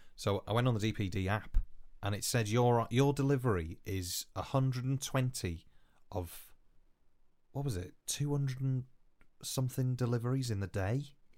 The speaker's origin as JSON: {"language": "English", "region": "Wales", "country": "United Kingdom", "accent": "Welsh", "first_language": "Welsh", "second_language": "English", "said": "I am first language Welsh"}